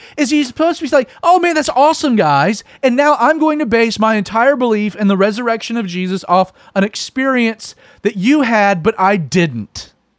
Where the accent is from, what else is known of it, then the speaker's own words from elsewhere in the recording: the American South, United States; in the Bible Belt culture of the American South, where I'm from